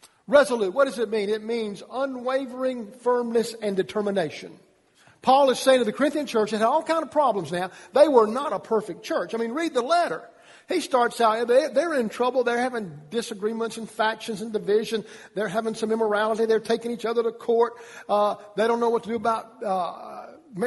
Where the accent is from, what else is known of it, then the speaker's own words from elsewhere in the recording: Georgia, United States; I'm from Georgia